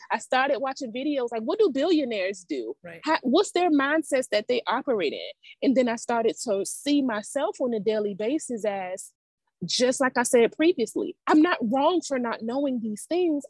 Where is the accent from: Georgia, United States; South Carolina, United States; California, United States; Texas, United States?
Georgia, United States; Savannah; also born or lived in Atlanta, Georgia; I'm from Savannah